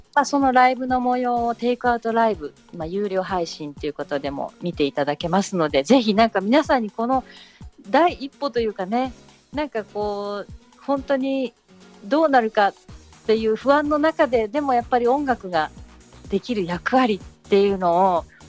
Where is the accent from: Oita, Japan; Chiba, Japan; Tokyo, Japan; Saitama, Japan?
Tokyo, Japan; moved away as an adult; now in Kamogawa, Japan; 私も東京生まれ東京育ちなので